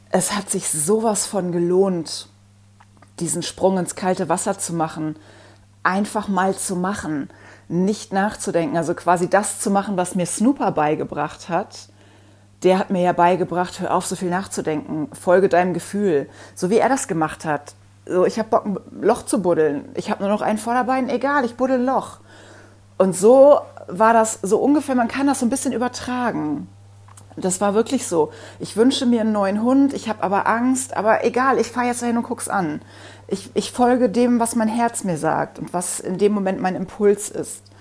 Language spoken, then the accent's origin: German; Bonn, North Rhine-Westphalia, Germany; Happy habe ich ähm, aus dem Tierheim in Bonn geholt. Das ist ja die Ecke, wo ich aufgewachsen bin, in der ich lange gelebt habe